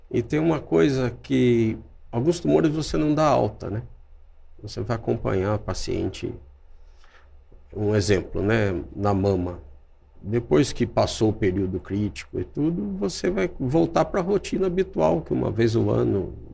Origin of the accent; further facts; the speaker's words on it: Mogi Guaçu, São Paulo, Brazil; interior de São Paulo, eu sou de Mogi Guaçu, é Mogi Guaçu. perto de Campinas ali.